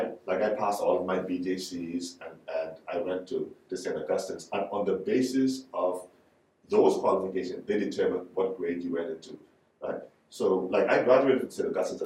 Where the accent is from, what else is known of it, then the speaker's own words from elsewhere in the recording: Exuma, Bahamas; also born or lived in Nassau; So, I grew up in Exuma.